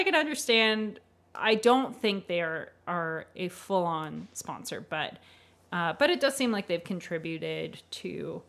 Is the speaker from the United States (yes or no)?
no; Canada; I have to say I've never chopped wood as a Canadian.